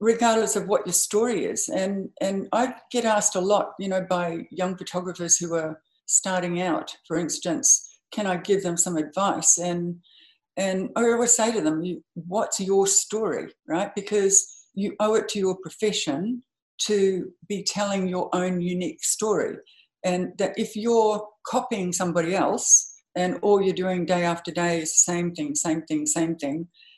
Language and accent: English; Home Hill, Queensland, Australia; now in New York City, United States; I was born in a little town called Home Hill, which is in the Burdekin district. My parents were graziers. My father was a grazier. So I grew up on a huge cattle property